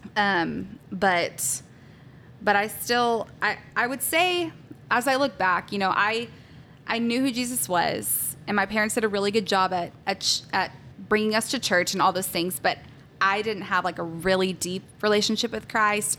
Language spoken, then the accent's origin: English; Salina, Texas, United States; also born or lived in Pennsylvania; I am from Salina, Texas. Um, I grew up, I pretty much grew up there. We, I was actually born in Pennsylvania